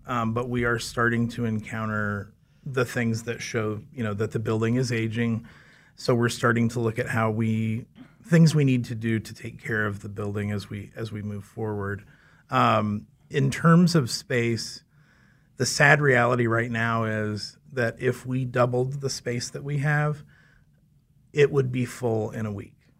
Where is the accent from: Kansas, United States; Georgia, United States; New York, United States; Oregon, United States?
Kansas, United States; Valley Center; I grew up in Valley Center, um, just north of Wichita